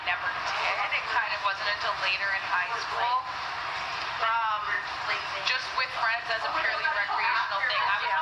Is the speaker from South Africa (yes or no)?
no; Alberta, Canada; I'm from Alberta